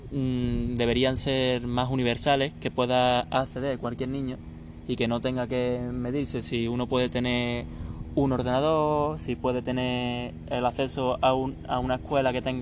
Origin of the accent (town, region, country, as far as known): Seville, Andalusia, Spain